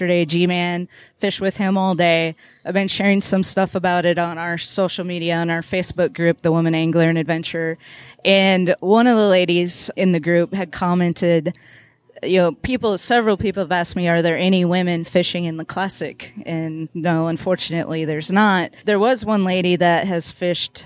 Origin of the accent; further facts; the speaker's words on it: Minnesota, United States; now in Tennessee, United States; I'm from Minnesota